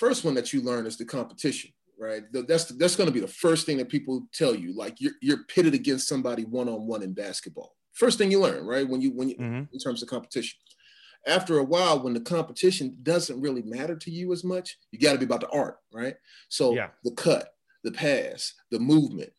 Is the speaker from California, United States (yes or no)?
no; Chicago, Illinois, United States; I'm a Chicago kid, man. Chicago's a tough place